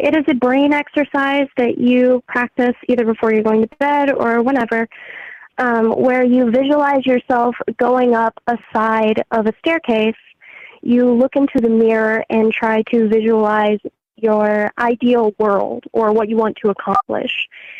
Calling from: St. Louis, Missouri, United States; calling from St. Louis, Missouri.

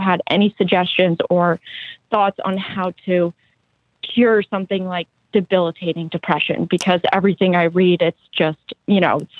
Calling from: Tennessee, United States; I'm calling from Tennessee

